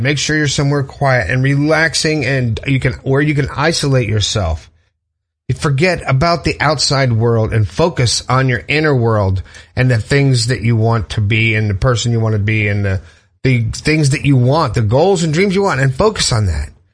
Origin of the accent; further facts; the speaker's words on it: Fort Lauderdale, Florida, United States; I grew up in Fort Lauderdale